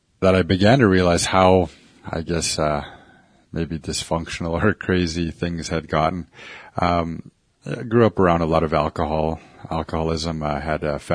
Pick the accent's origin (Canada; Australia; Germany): Canada; Hobbema, Alberta; also born or lived in Ermineskin Reserve; I'm from the Samson Cree Nation. Out here in Hobima, we have four reserves.